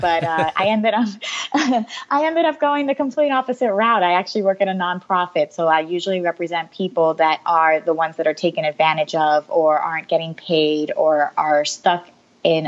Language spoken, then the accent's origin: English; Philadelphia, Pennsylvania, United States; moved away as an adult; also born or lived in Puerto Rico; now in Naples, United States; I grew up in Philadelphia, and then I moved down here for college